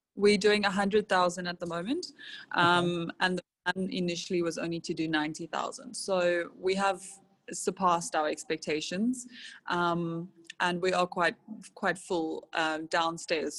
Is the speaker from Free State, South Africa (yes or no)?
no; Robertson, Western Cape, South Africa; I was born in Robertson. Um, my parents own a wine farm there